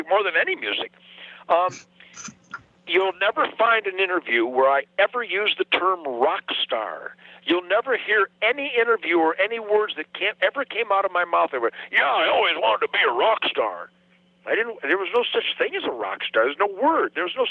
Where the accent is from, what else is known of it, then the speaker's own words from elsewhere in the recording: Detroit, Michigan, United States; I was born in Detroit in 1948